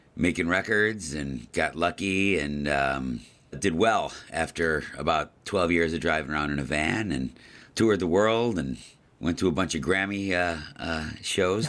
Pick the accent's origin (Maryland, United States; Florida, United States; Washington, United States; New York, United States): New York, United States; Buffalo; my hometown here in Buffalo, New York, where I uh, grew up